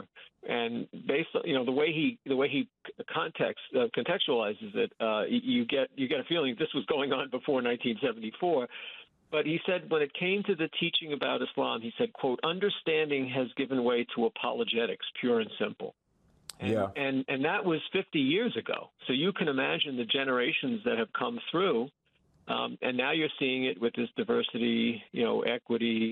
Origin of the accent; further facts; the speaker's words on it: New York, United States; I grew up in New York State